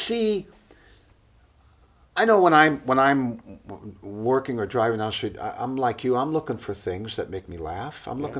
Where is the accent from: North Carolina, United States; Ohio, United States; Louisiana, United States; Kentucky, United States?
Ohio, United States; Cleveland; born or raised there; moved away